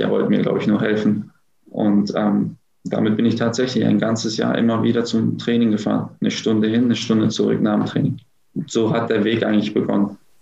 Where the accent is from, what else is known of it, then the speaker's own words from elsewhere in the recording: Gelsenkirchen, North Rhine-Westphalia, Germany; also born or lived in Herten; now in Düsseldorf, Germany; aufgewachsen bin ich in Gelsenkirchen-Bur. Ich bin nur ähm, geboren